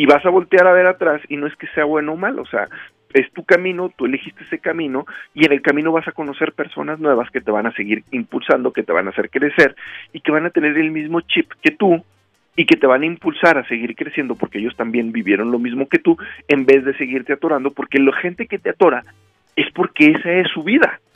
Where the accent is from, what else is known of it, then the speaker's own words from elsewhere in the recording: Rioverde, San Luis Potosí, Mexico; en Río Verde, en mi ciudad natal